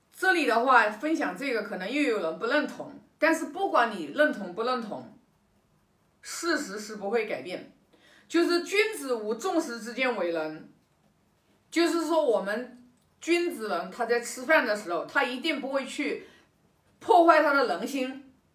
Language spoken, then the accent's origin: Chinese; China; 我们中国人都知道的